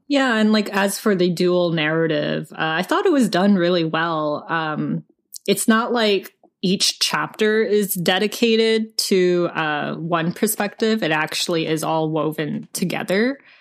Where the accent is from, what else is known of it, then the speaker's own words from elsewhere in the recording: United States; I didn't grow up in Korea. I grew up here.